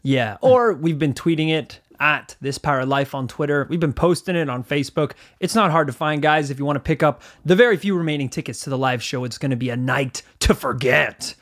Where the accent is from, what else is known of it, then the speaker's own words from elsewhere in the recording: Northern Ireland, United Kingdom; we grew up in Northern Ireland